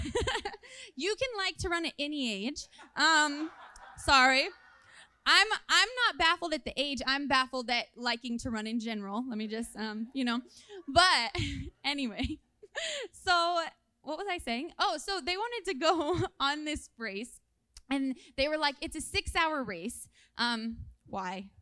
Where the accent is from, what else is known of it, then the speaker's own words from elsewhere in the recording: California, United States; moved away; I'm originally from California, so all my family lives there